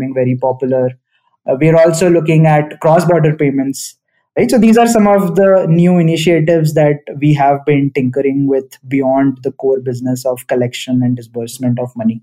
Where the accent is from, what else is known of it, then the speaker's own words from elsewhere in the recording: New Delhi, Delhi, India; I grew up in New Delhi in India.